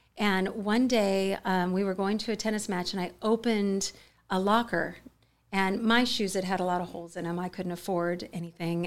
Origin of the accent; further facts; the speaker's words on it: United States; I grew up in the Mojave Desert, um, a very, uh, quiet, sort of low-income location